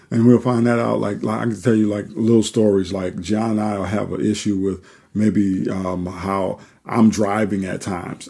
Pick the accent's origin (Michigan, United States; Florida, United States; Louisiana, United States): Louisiana, United States; New Orleans; moved away; we're originally from New Orleans, Louisiana